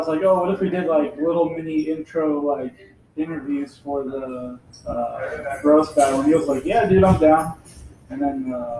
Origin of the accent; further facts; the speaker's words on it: Tucson, Arizona, United States; also born or lived in Anaheim, California; I was born in California, but I lived in Tucson my whole life.